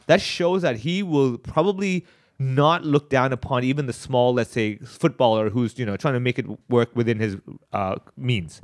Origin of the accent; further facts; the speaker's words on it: Hong Kong; growing up in Hong Kong, going to Chinese schools and everything.